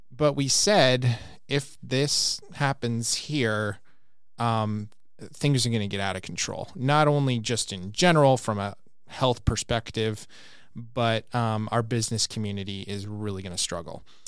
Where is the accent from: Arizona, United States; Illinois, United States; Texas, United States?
Arizona, United States; Glendale; I was over by Landmark Middle School in, near downtown Glendale